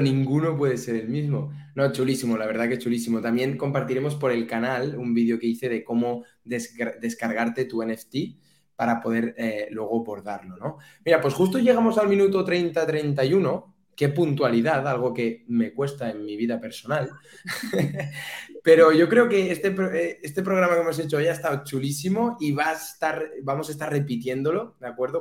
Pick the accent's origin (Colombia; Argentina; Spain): Spain; Catalonia